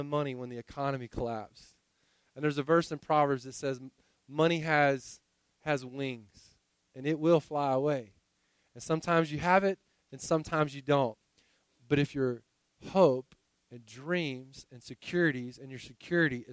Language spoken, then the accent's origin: English; Winter Haven, Florida, United States; moved away; I grew up in Winter Haven, Florida.